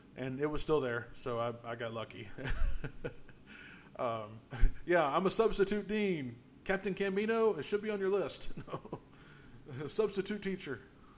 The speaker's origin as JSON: {"language": "English", "country": "United States", "also_born_or_lived": "Mississippi / Tennessee", "said": "I'm from Mississippi and Tennessee"}